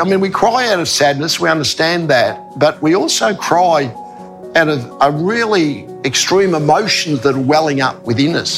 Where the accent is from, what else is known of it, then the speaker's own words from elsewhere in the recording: Australia; being Australian